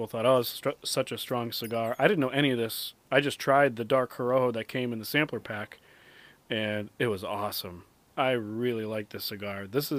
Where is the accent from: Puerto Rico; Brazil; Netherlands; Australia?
Puerto Rico; not only being Puerto Rican, but I took Spanish for 11 years and I'm still not fluent in Spanish.